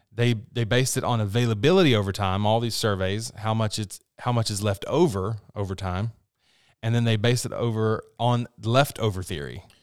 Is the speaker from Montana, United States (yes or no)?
no; West Virginia, United States; I'm from West Virginia